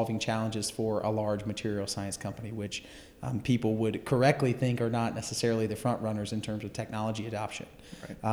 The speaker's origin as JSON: {"language": "English", "town": "Gaffney", "region": "South Carolina", "country": "United States", "tie": "born or raised there", "moved": "as an adult", "said": "Born and raised in Gaffney, South Carolina."}